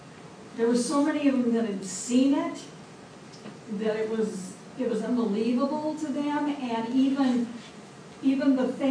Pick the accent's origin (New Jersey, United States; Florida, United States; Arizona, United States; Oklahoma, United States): Arizona, United States; I'm from Arizona, and I'm from the desert part of it, but my mom's from up in the upper part of it. There's the White Mountains and the Apache Reservation.